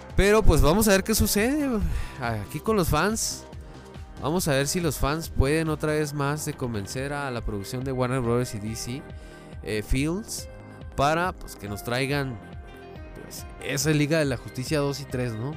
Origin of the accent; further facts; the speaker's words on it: Chihuahua, Mexico; yo soy de Chihuahua capital, ¿verdad? Pero no soy de Ciudad Juárez.